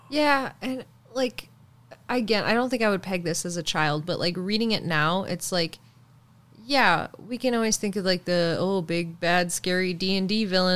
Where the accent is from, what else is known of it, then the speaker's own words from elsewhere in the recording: Canada; I'm from Canada